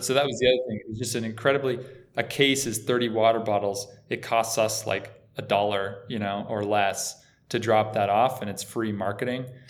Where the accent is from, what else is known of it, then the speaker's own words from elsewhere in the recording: Boulder City, Nevada, United States; moved away; I'm from a little tiny town outside of Vegas called Boulder City. It's right by the Hoover Dam. It's about five minutes from Lake Mead, so so just grew up doing a lot of boating